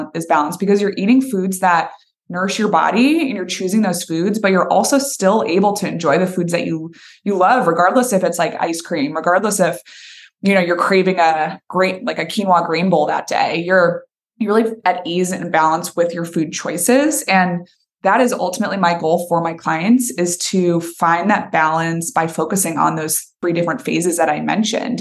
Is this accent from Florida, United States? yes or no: no; Boston, Massachusetts, United States; moved away as an adult; now in Nashville, United States; I'm originally from Boston, Massachusetts